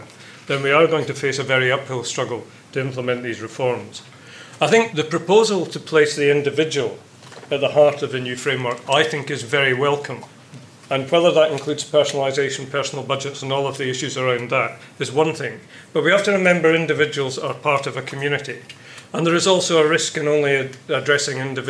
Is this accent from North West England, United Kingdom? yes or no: no; Scotland, United Kingdom; being Scottish